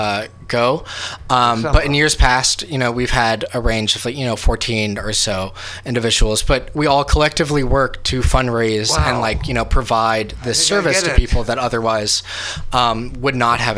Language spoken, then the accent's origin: English; Indiana, United States; now in California, United States; I'm from Indiana.